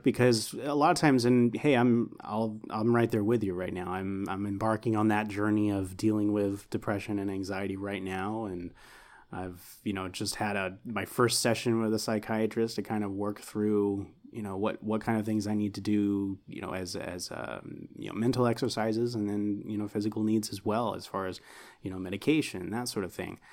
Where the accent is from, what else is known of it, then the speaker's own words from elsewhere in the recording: Houston, Texas, United States; I grew up in Houston